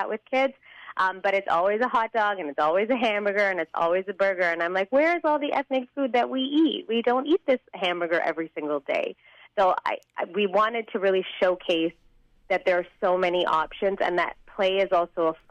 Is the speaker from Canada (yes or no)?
no; Chennai, Tamil Nadu, India; moved away; My parents are from South India. I was born in Chennai, so I do speak Tamil